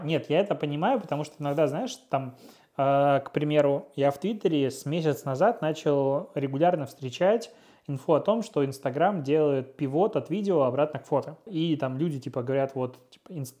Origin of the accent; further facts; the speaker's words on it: Pinsk, Brest Region, Belarus; moved away as an adult; now in Russia; я из Пинска